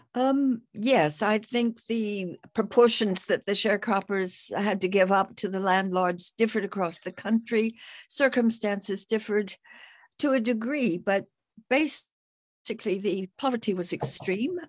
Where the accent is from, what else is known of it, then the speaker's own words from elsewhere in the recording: United States; moved away as an adult; now in United Kingdom; I'm an expatriate American, but living in Britain, where I've been for fifty years.